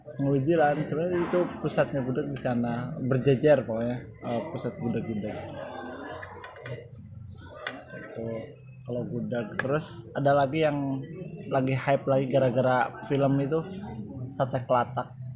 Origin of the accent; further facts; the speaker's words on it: West Java, Indonesia; kita kan orang Sunda